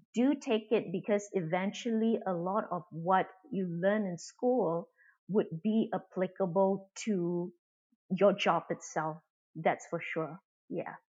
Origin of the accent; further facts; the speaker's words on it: Singapore; also born or lived in United States; I'm from Singapore.